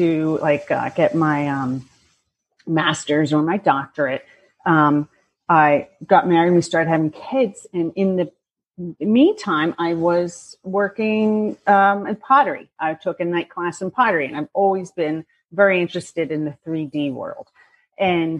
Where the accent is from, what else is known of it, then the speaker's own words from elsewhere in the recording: Bucks County, Pennsylvania, United States; I grew up in Bucks County, Pennsylvania